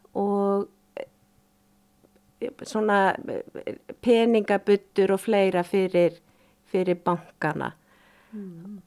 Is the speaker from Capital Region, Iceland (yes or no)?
no; Akureyri, Northeastern Region, Iceland; ég fætt á uppalinn í Þorpinu á Akureyri